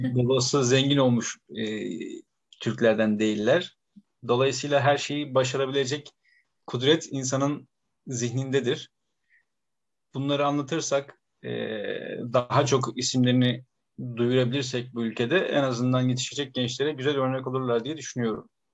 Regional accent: Bursa, Turkey; biz hani belki Bursalıyız

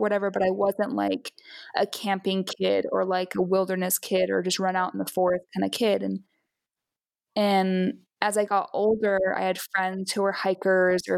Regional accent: Utah, United States; I'm originally from Utah, and I hiked and camped and stuff a bunch when I was growing up

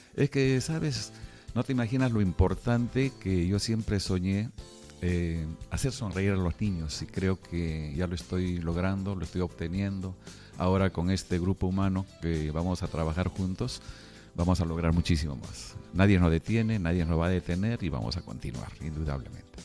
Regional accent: Peru; yo estoy haciendo como peruano

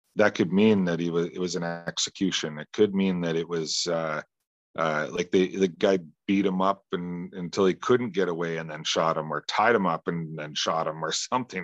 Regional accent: Western Canada, Canada; Where I grew up is actually on one of the busiest freeways in Western Canada

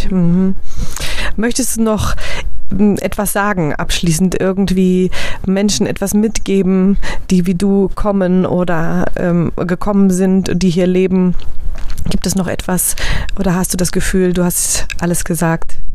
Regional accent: Germany; kann ich überall hingehen als Deutsche auch ohne Kopftuch.

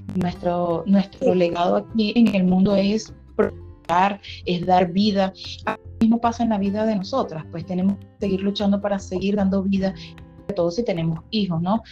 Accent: Venezuela; moved away as an adult; also born or lived in Colombia / Peru; now in Brazil; Nosotros ya vamos a tener tres años que salimos de Venezuela.

